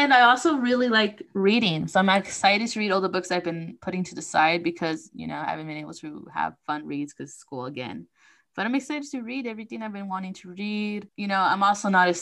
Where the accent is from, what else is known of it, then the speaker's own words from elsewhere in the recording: United States; I was born here in the States, so I'm Mexican American